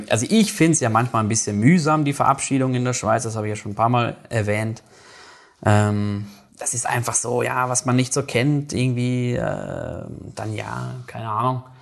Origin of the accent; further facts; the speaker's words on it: North Rhine-Westphalia, Germany; now in Switzerland; ich komme aus aus NRW, aus dem Ruhrgebiet, da ist natürlich ein bisschen rauerer Ton